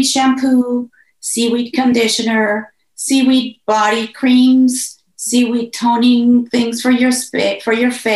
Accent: Mexico; moved away; I am originally from Mexico

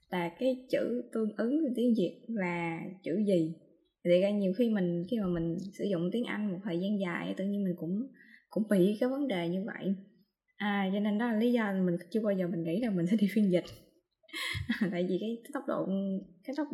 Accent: Mekong Delta, Vietnam; accent: Mekong Delta (miền Tây); mình đang nói giọng miền tây giọng mình là giọng rất là miền tây luôn

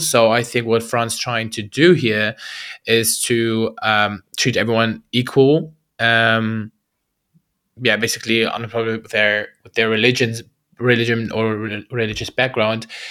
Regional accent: Germany; also born or lived in Baghdad, Iraq; I was born in Baghdad, Iraq, and, uh, moved to Germany, uh, when I was, I think, two years old

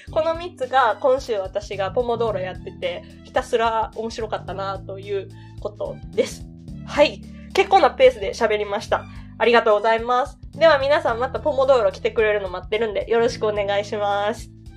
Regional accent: Osaka dialect, Japan; accent: Osaka-ben; 私大阪弁話者なので

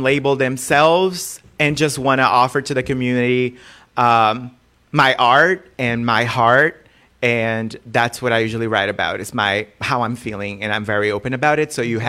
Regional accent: Brazil; English is a second language; moved away as an adult; I'm from Brazil

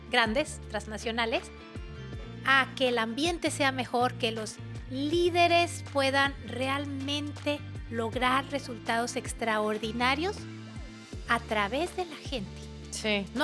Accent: Mexico; Soy una mujer mexicana, católica, empresaria, eh, tiktokera

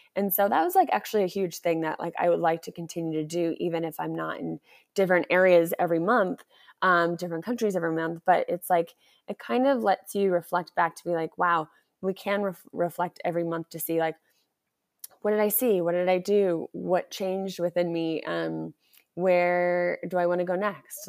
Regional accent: United States; I'm back in my home country.

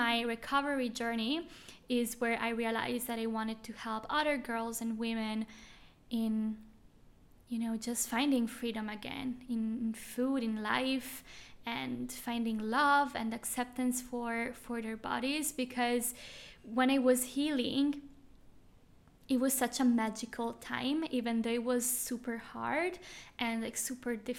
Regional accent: Switzerland; moved away as an adult; now in Bali, Indonesia; I am from Switzerland

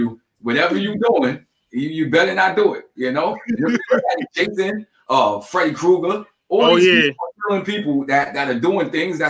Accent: Long Island, New York, United States; I'm from Long Island.

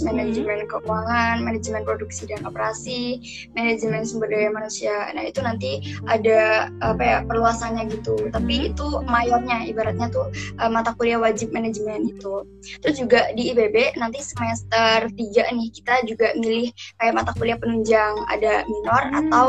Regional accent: Cilacap, Central Java, Indonesia; Omda gitu ya, daerah aku, daerah hmm. Cilacap.

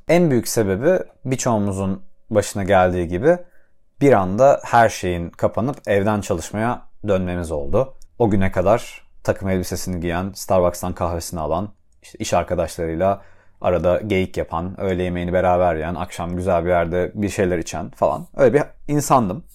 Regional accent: Adana, Turkey; moved away as an adult; also born or lived in Istanbul; now in Cambridge, United States; ailemin yanında, Adana'da, çocukluğumdaki odam benim odam

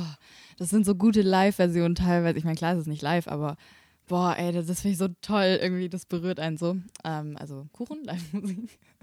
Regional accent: Böblingen, Baden-Württemberg, Germany; Ich komme aus Böblingen

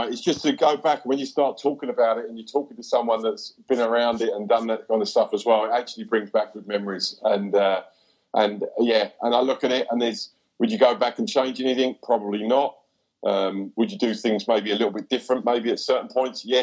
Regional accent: England, United Kingdom; now in New Zealand; I thought you were Kiwi. I went, no, no, I'm English.

